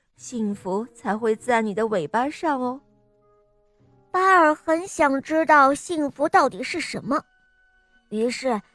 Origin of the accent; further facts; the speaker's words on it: Jinzhou, Liaoning, China; 我今年四岁，我来自辽宁省锦州市